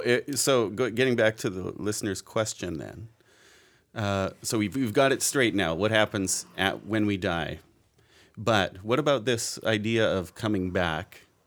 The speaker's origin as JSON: {"language": "English", "town": "Abbotsford", "region": "British Columbia", "country": "Canada", "tie": "born or raised there", "said": "I grew up here in Abbotsford and M E I, M B churches and things"}